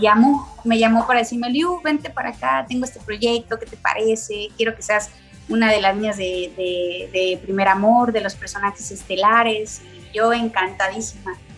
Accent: Mexico City, Mexico; Soy de la Ciudad de México

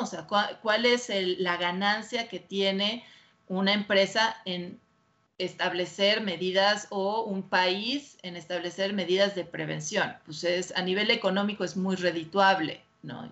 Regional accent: Mexico; soy la única mexicana que está certificada

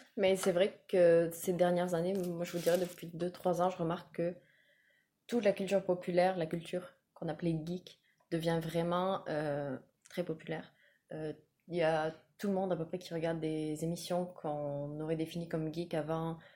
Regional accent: France; moved away as an adult; now in Quebec, Canada; je suis française, je vis au Québec depuis quatre ans maintenant

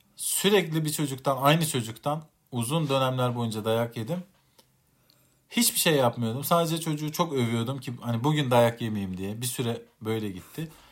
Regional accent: Central Anatolia, Turkey; Biz Orta Anadolu'da e, cinlerin cin düğünü hikayeleriyle çok büyüdük.

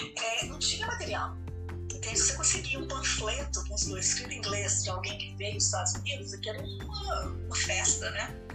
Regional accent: Brazil; nós somos brasileiros

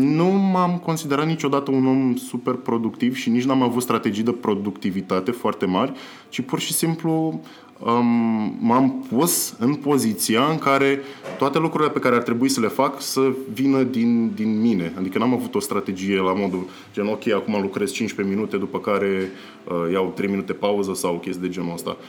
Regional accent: Constanța, Constanța County, Romania; moved away as an adult; eu vin din Constanța și când eram în Constanța, uh, pentru cineva de vârsta mea care era la facultate

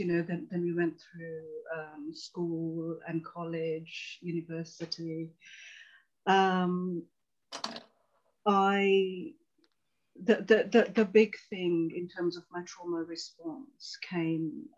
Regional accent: London, United Kingdom; born or raised there; also born or lived in Tanzania

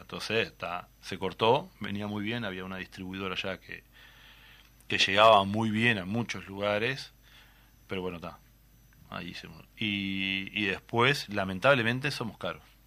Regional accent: Tacuarembó, Uruguay; somos de Tahuarembó, se habrán, notado que las R las guardamos por algún lado ahí

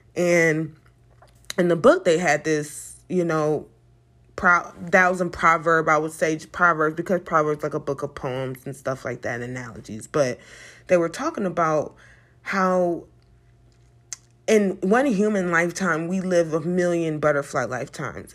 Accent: United States

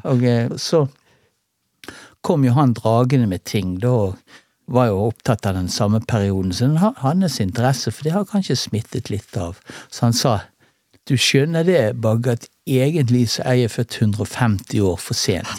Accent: Bergen, Vestland, Norway; born or raised there; also born or lived in Salhus / Åsane / Paradis

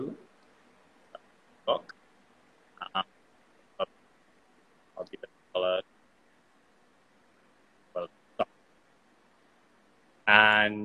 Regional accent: Trinidad & Tobago; I'm from Trinidad

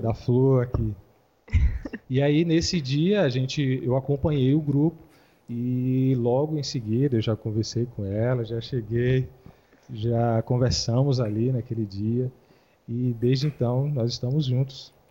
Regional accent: Vitória da Conquista, Bahia, Brazil; also born or lived in Feira de Santana, Brazil; now in Taguatinga, Brazil; eu sou da Bahia. É, nascido em Vitória da Conquista, morei, é, em Feira de Santana, eu venho de Feira de Santana

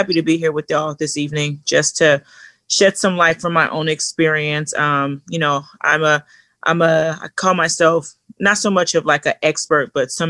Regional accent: Los Angeles, California, United States; now in Portland, United States; a young girl coming from the ghetto, coming from South Central

